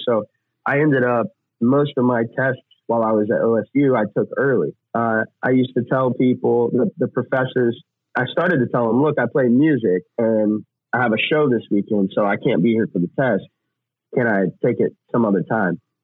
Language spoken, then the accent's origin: English; Oklahoma, United States; moved away; also born or lived in Texas / Tennessee; growing up in Oklahoma and Texas